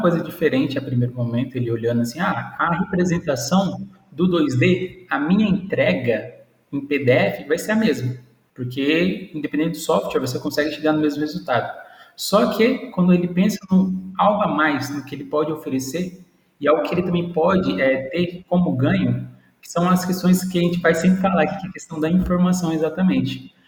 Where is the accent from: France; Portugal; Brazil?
Brazil; Presidente Prudente, São Paulo; sou daqui da cidade de Presidente Prudente, logo ali no canto do nosso querido São Paulo